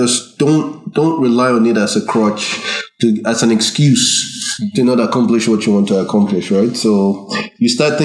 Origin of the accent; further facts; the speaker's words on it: Nigeria; also born or lived in Ireland; now in Canada; growing up in Nigeria, you don't really, you're not aware of your differentness